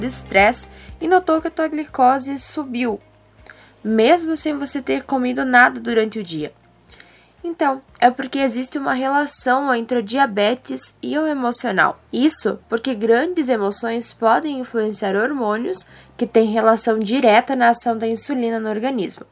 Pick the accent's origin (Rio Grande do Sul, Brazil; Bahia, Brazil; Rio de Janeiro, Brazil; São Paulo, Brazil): Rio Grande do Sul, Brazil; Erechim; sou de Erechim, Rio Grande do Sul